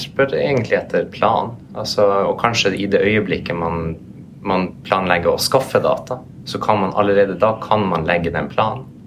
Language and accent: Norwegian; Norway; vi er jo alle fra Norge